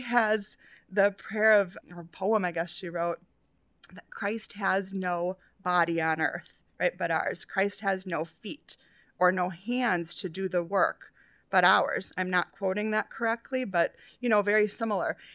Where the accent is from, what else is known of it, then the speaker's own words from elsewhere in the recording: New Hope, Minnesota, United States; I grew up in New Hope, which is, like, kind of on the border of, like, Golden Valley